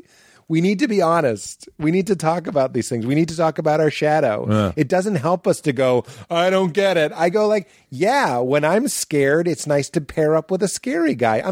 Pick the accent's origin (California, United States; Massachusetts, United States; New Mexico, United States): Massachusetts, United States; Lexington; I grew up in Lexington.